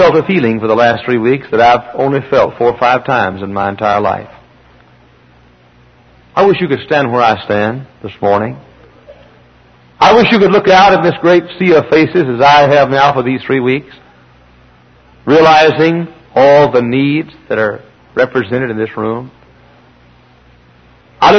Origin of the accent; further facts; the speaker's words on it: near Dallas and Fort Worth, Texas, United States; moved away as an adult; I'm a Texan. I was born and reared in the Holy Land, close to Dallas and Fort Worth